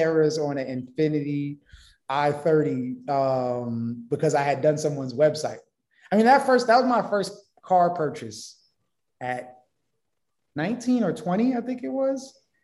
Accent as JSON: {"language": "English", "town": "New York City", "region": "New York", "country": "United States", "said": "I'm from Brooklyn, in Bed-Stuy"}